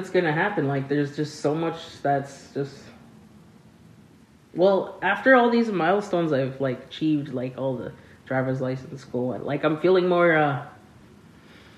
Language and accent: English; Rolling River First Nation, Manitoba, Canada; I'm from Rolling River First Nation